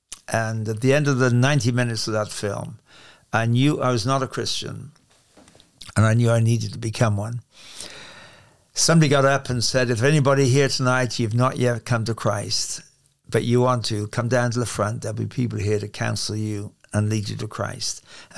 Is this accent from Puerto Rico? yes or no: no; England, United Kingdom; As you'll tell from my accent, I'm English, which means it's not an accent. It's the real thing. It's called English. And I'm from England.